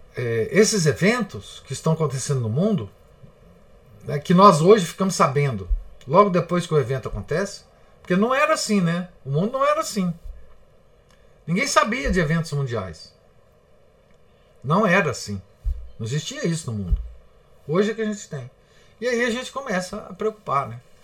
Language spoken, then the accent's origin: Portuguese; Minas Gerais, Brazil; Nós somos mineiros